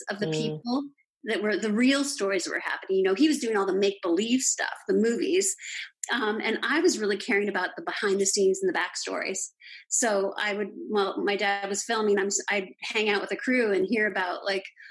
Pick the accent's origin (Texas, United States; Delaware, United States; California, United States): California, United States; Los Angeles; I grew up in Los Angeles